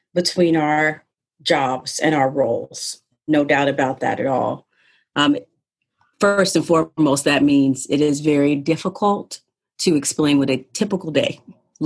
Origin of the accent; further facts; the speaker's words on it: Ohio, United States; moved away as an adult; now in Massachusetts, United States; I am from Ohio, small town in Ohio